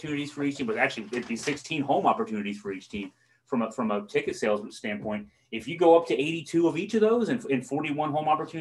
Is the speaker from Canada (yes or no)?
no; Augusta County, Virginia, United States; We didn't have youth soccer leagues in Augusta County when I grew up